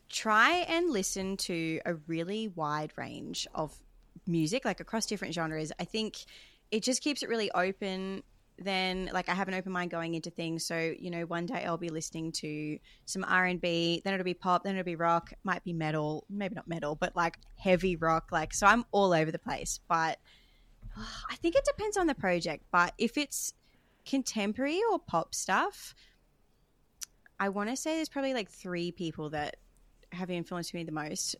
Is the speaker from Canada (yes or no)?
no; Australia; I grew up singing in the Australian Girls Choir, as a lot of people do, um, throughout my childhood